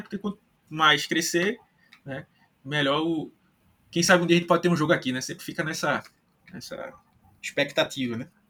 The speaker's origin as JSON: {"language": "Portuguese", "town": "Recife", "region": "Pernambuco", "country": "Brazil", "said": "Eu e o Wagner somos de Recife"}